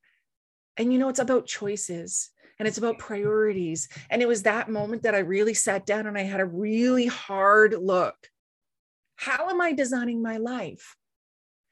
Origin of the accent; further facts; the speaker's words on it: East Coast of Canada, Canada; now in West Coast of Canada, Canada; we live on the West Coast of Canada and I grew up on the East Coast of Canada